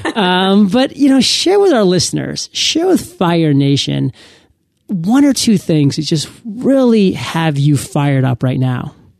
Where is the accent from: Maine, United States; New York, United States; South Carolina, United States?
Maine, United States; moved away; I went back home to my home state in Maine